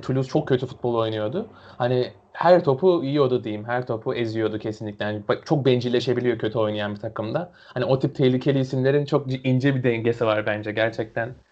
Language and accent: Turkish; Erzurum, Turkey; Erzurumluyum ben de hani memleket olarak.